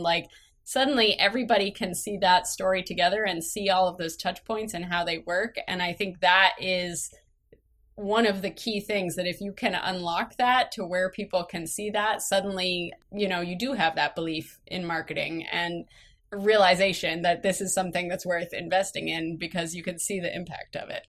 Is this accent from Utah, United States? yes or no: no; Massachusetts, United States; I grew up in Massachusetts, tiny little rural town, about two hours outside of Boston